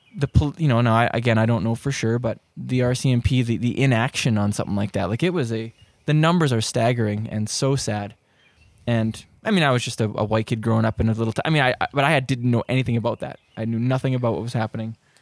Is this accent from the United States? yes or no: no; Prince Rupert, British Columbia, Canada; I grew up in Prince Rupert